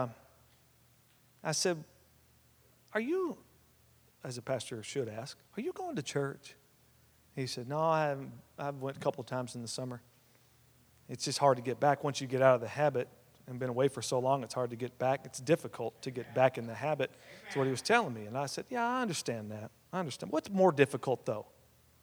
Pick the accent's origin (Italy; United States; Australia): United States; West Texas; We were raised together out in West Texas